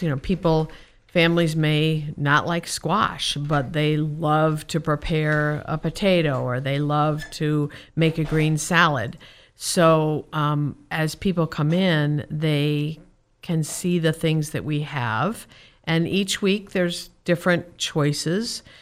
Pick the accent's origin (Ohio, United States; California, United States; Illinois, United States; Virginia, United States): Illinois, United States; Chicago; now in Whitefish, United States; I'm from Chicago